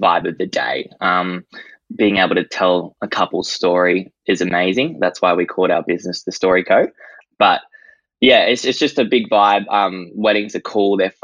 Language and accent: English; Gold Coast, Queensland, Australia; I'm from the Gold Coast and I am 18 years of age